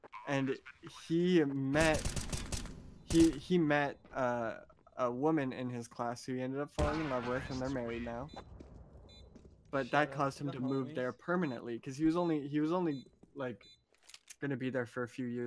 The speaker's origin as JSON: {"language": "English", "town": "Moncton", "region": "New Brunswick", "country": "Canada", "tie": "born or raised there", "also_born_or_lived": "Shediac, New Brunswick", "said": "I grew up in New Brunswick, which is right on the coast"}